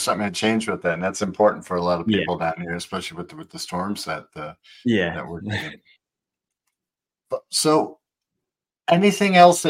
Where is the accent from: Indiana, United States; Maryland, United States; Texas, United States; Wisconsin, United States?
Wisconsin, United States; now in Florida, United States; I'm from Wisconsin originally